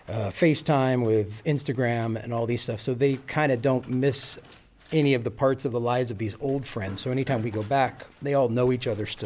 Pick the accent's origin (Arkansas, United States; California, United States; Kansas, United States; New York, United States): California, United States; Long Beach; moved away as an adult; now in Freiburg, Germany; I'm from Long Beach, California, now live in Freiburg, Germany, and I've been here now for 6 years